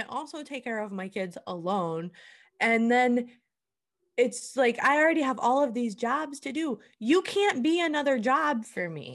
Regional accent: Iowa, United States; moved away as an adult; now in Oklahoma, United States; I went to a high school called Interstate thirty-five. It is a joke in Iowa

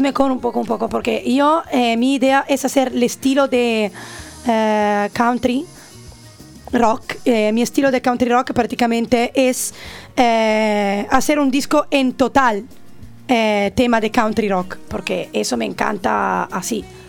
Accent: Italy; Spanish is a second language; moved away as an adult; now in Benidorm, Spain; soy italiana nativa

